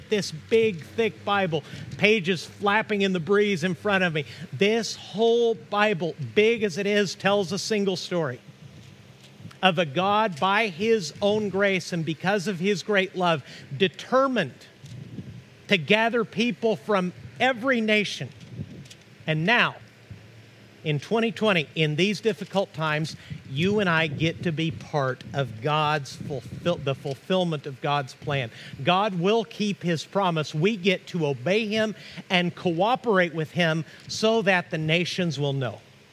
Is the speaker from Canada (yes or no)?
no; Mexico; also born or lived in Tahlequah, Oklahoma (ancestry); now in United States; I'm an American citizen, but I feel Mexican on the inside because I grew up in Mexico.